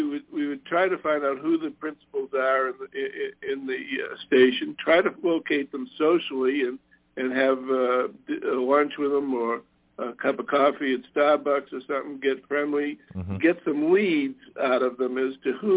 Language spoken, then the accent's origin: English; Boston, Massachusetts, United States; moved away; I'm originally from Boston.